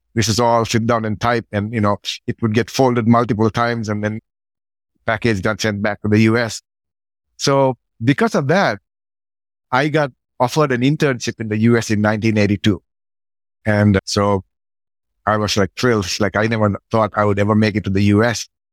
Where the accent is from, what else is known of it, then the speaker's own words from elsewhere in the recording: Sri Lanka; moved away; I grew up in Sri Lanka, pretty poor with my grandma